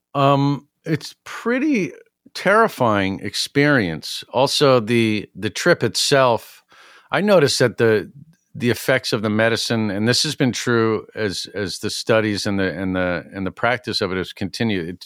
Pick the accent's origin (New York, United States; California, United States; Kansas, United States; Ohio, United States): New York, United States; New York City; now in Egremont, United States; I grew up in New York City